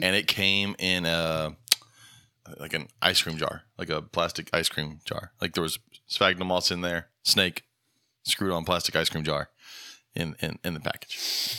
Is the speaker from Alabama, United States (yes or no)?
yes; Dothan, Alabama, United States; moved away; my hometown in Dothan, Alabama